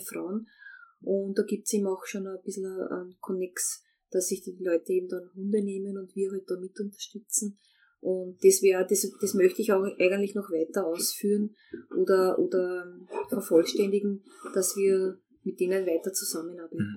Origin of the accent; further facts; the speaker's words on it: Austria; als Österreicher